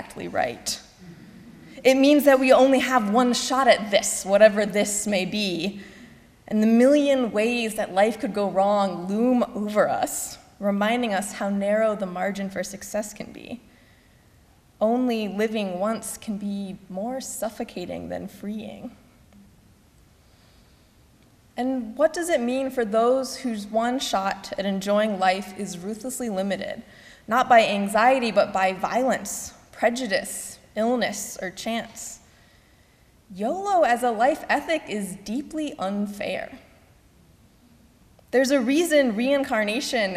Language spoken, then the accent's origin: English; Missouri, United States; my home state of Missouri